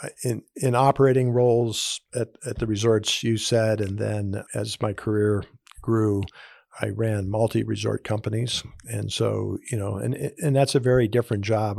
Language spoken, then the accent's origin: English; Southern California, United States; also born or lived in Hawaii; born in Hawaii, grew up in Southern California